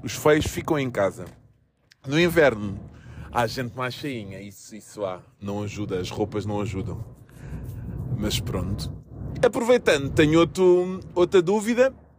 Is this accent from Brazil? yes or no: no; Almada, Setúbal, Portugal; Eu sou da Margem Sul, Almada, Laranjeiro, Praça da Portela